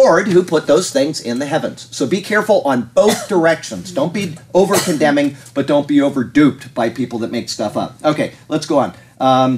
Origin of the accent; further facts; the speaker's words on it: Sarasota, Florida, United States; I was born in Sarasota, Florida